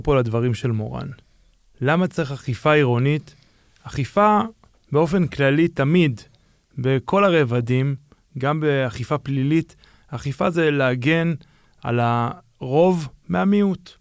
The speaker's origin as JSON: {"language": "Hebrew", "town": "Jerusalem", "region": "Jerusalem District", "country": "Israel", "tie": "born or raised there", "said": "נולדתי בשוק, מה שנקרא, גדלתי בשוק, ההורים שלי היה להם חנות בשוק"}